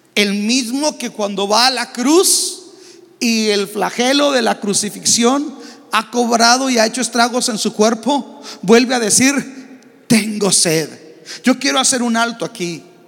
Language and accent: Spanish; Mexico